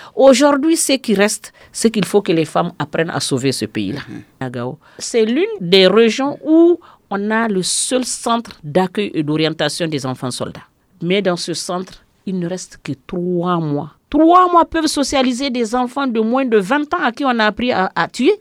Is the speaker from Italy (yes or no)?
no; Hombori, Mopti, Mali; also born or lived in Gao; je suis de Homboriné à Gao